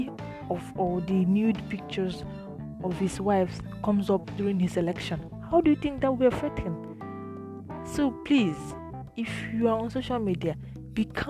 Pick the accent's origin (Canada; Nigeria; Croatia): Nigeria; as a Nigerian